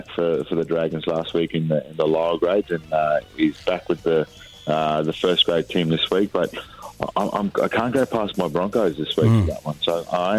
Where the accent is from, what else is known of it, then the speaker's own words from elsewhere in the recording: Townsville, Queensland, Australia; I grew up in Townsville.